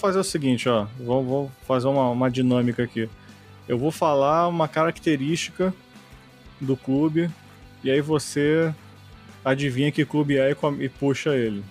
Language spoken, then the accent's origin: Portuguese; Rio de Janeiro, Brazil; na minha infância no Rio de Janeiro, quando jogava pelado com meus amigos